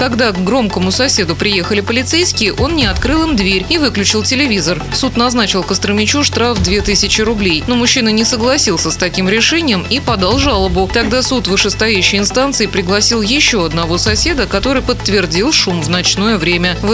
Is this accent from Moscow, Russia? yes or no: no; Saint Petersburg, Russia; Я из Питера.